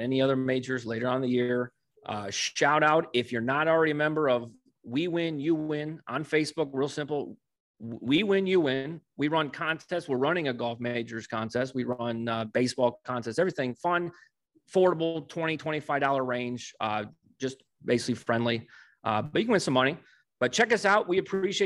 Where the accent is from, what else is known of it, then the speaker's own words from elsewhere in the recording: Ohio, United States; being a guy born and raised in Ohio